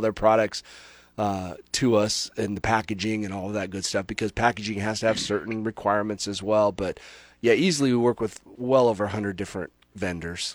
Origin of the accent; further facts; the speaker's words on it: Nebraska, United States; both Barb and I are basically born and raised in Nebraska